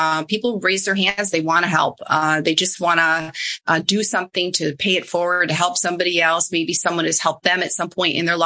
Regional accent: Midwest, United States; moved away; I say it PARI, I'm from the Midwest

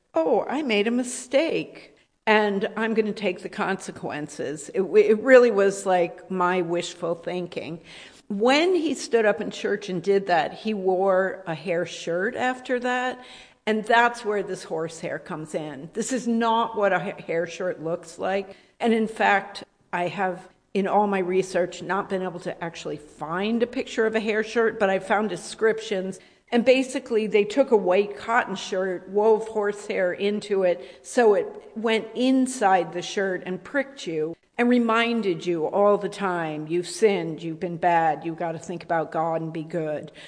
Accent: Rhode Island, United States; I grew up in Rhode Island

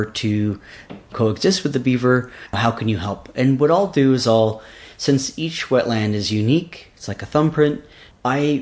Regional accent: Seattle, Washington, United States; moved away; also born or lived in Alaska; I was raised mostly in the Seattle, Washington region

